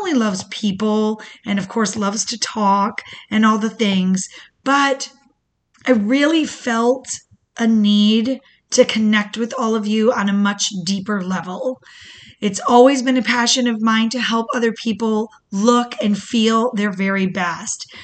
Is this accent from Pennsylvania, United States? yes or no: no; Michigan, United States; now in Florida, United States; I was born in Michigan, to the most beautiful and resilient single mother